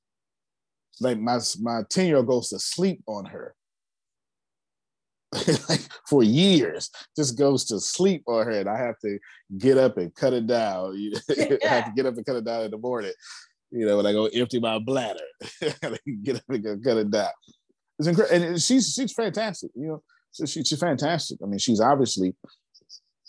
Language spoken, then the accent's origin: English; United States; I'm American